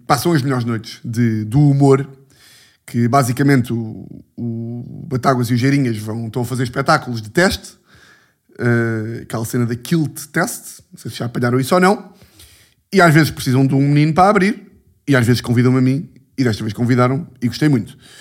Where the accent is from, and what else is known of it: Lisbon, Portugal